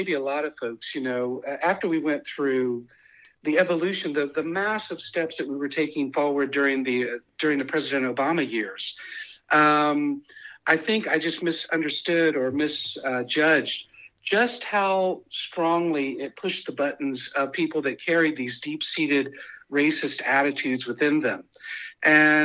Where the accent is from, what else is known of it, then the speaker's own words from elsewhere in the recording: Kentucky, United States; also born or lived in the desert (California); now in Northern California, United States; I grew up in Kentucky. I grew up in the Midwest